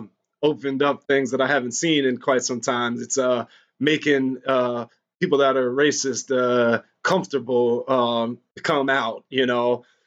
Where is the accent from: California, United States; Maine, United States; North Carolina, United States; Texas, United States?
Maine, United States; Well, in my town, I'm from Maine. I only had like two black kids in my school and they don't look like you.